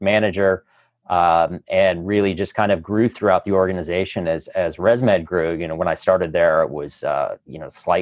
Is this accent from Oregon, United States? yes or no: yes; Eugene, Oregon, United States; moved away as an adult; also born or lived in Chicago, Illinois; now in San Diego, United States; I grew up in Eugene, Oregon